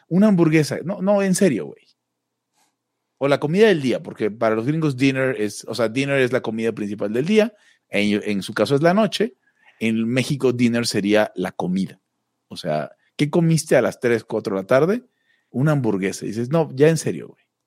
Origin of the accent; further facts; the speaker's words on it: Maracaibo, Zulia, Venezuela; Maracaibo, la ciudad donde soy